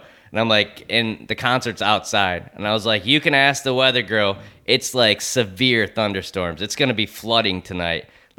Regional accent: upstate New York, United States; moved away; I just did a show in my hometown

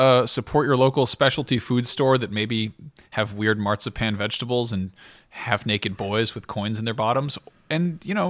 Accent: France; born there; I was born in France, but my mom had regular Babar books growing up

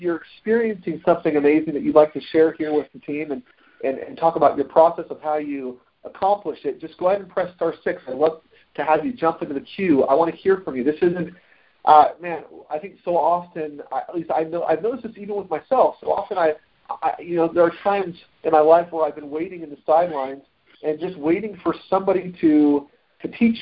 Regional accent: Florida, United States; also born or lived in Utah; We moved to Florida from Utah. My family, when I was about 4.5 years old

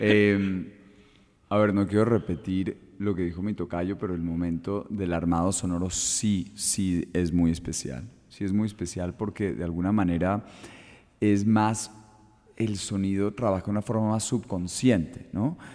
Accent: Colombia; como colombianos

